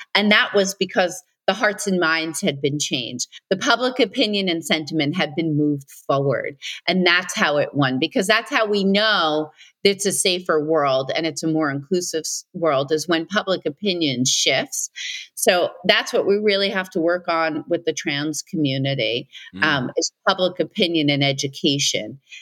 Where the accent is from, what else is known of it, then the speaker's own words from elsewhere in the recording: New York City, New York, United States; I grew up on Staten Island.